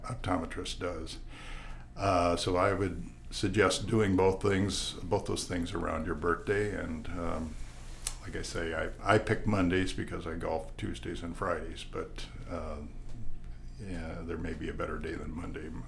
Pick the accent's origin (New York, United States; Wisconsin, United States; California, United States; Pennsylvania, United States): Wisconsin, United States; La Crosse; now in Tucson, United States; I was born in 1950 in La Crosse, Wisconsin